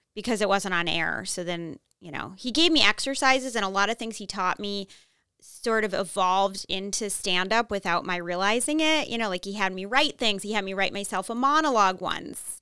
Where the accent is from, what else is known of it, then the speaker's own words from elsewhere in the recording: Newton, Massachusetts, United States; accent: Minnesota; I grew up in Newton